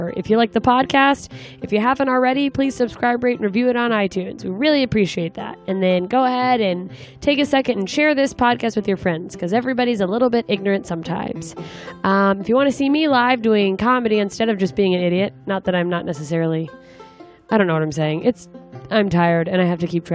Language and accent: English; Anchorage, Alaska, United States; moved away; my hometown of Anchorage, Alaska